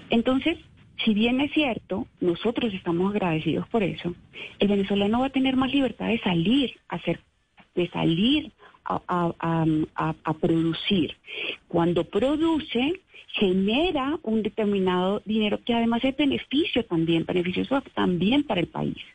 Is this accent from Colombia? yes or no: yes; Colombia; va a tener más ventajas que yo, que soy colombiano.